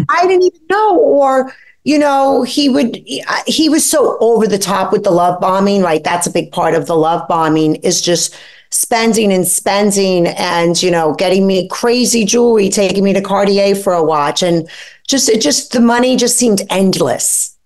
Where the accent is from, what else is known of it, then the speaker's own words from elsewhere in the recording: New York City, New York, United States; I grew up poor in Brooklyn with a single mom